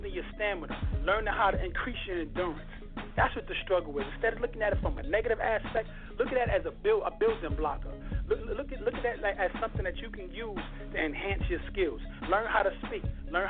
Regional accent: New York City, New York, United States; I'm from Queens, New York

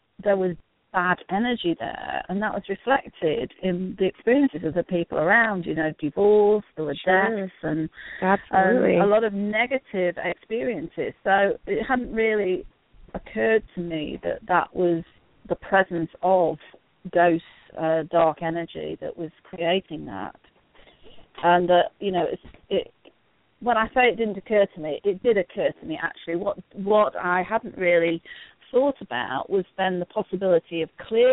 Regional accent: England, United Kingdom; now in United States; I'm from England

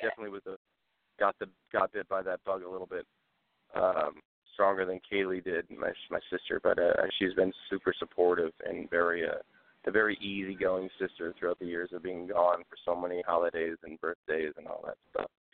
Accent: Port Huron, Michigan, United States; moved away as an adult; also born or lived in Texas / Detroit, Michigan; I was born in Port Huron, Michigan, which is about 45 minutes north of Detroit.

